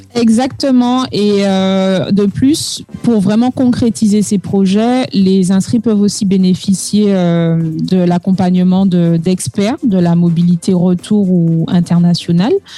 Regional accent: Martinique; first language French; moved away as an adult; also born or lived in Lille, France / Brazil / Paris, France; comme moi, originaires de Martinique

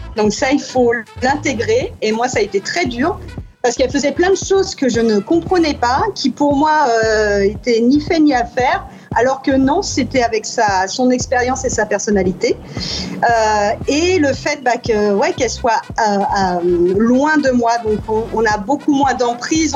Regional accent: France; accent: French; moved away as an adult; now in New York, United States

